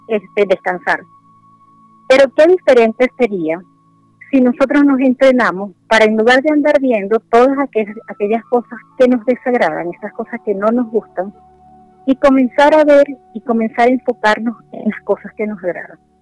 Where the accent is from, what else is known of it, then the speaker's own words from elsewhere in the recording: Venezuela; moved away as an adult; also born or lived in Spain; now in Santiago, Chile; yo soy venezolana, tengo acá en Santiago de Chile alrededor de dos años